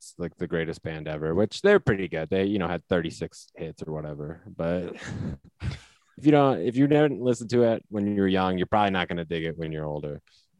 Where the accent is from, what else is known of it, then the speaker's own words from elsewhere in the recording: Iowa, United States; moved away; I grew up in Iowa